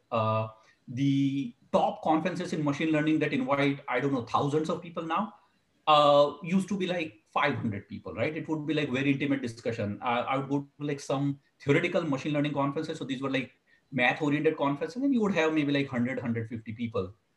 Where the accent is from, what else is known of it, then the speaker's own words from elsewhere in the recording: India; now in California, United States; When when I was growing up in India, uh, I'm originally from India